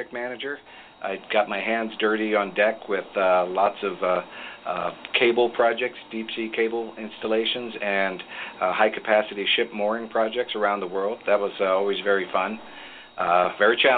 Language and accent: English; McLean, Virginia, United States; moved away as an adult; now in Bainbridge Island, United States; I grew up in just outside Washington, D.C., in McLean, CIA neighborhood, CIA parents.